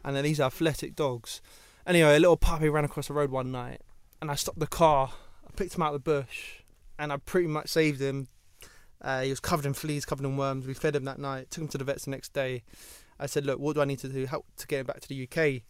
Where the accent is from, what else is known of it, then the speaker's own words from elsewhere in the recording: London, United Kingdom; I grew up in Ealing where Ealing was half posh